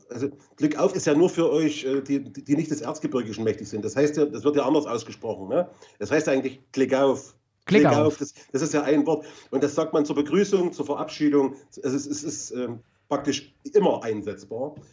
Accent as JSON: {"language": "German", "area": "Swabia", "region": "Baden-Württemberg", "country": "Germany", "said": "Ich bin Schwabe, was soll ich machen?"}